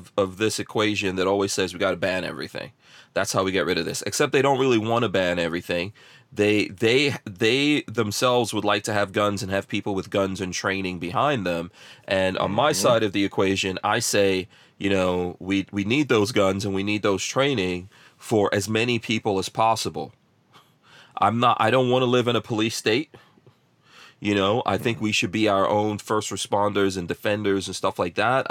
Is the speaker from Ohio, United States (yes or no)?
no; New York City, New York, United States; now in Florida, United States; growing up in New York, in Far Rockaway, New York, in the crack 80s.